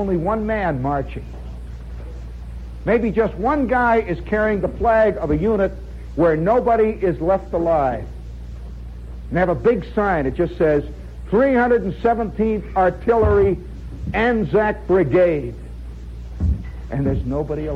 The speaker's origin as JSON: {"language": "English", "country": "United States", "said": "As an American"}